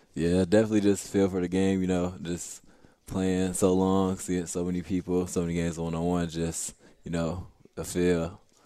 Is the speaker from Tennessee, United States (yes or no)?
no; Rockford, Illinois, United States; now in St. Louis, United States; Rockford, Illinois